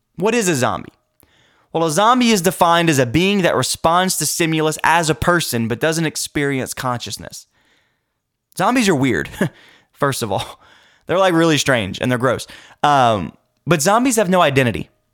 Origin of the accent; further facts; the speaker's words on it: United States; I'm an American. And I thank God that I'm an American. I thank God that He allowed me the opportunity to be born in this wonderful country